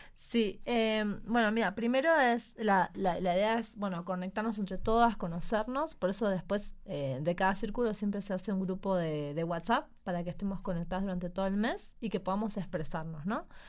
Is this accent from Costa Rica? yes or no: no; Argentina; now in Mexico; nosotros somos los argentinos, y venimos de una cultura donde todo el mundo se abraza